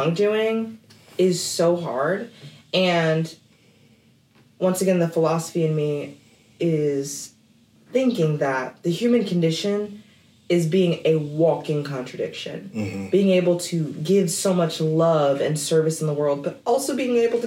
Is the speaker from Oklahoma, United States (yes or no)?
yes; Oklahoma, United States; I grew up in Oklahoma in predominantly white environments